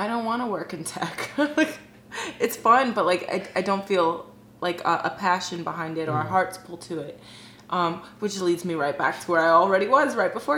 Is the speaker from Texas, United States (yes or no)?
no; Fort Lauderdale, Florida, United States; now in Miami, United States; I grew up here mostly in South Florida and Fort Lauderdale.